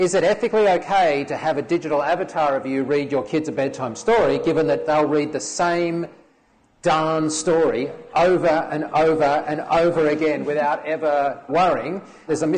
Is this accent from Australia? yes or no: yes; Australia; I'm Australian